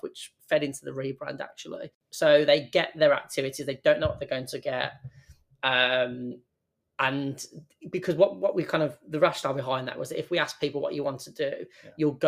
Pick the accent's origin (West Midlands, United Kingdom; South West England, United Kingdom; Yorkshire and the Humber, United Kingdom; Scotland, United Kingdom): West Midlands, United Kingdom; Birmingham; I'm from Birmingham, I moved out for university, I moved away from my home